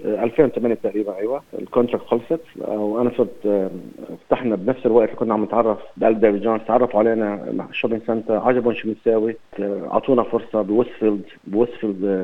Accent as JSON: {"language": "Arabic", "country": "Lebanon", "also_born_or_lived": "Beirut, Lebanon", "moved": "as an adult", "lives_now": "Sydney, Australia", "said": "انا تعودت من لبنان"}